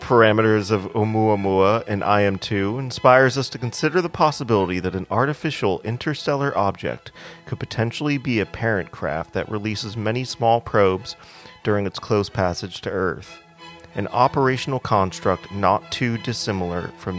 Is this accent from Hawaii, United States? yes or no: yes; Hawaii, United States; I'm from Hawaii